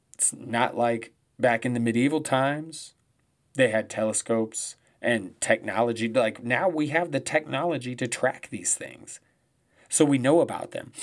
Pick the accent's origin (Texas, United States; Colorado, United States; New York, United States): Colorado, United States; my home state of Colorado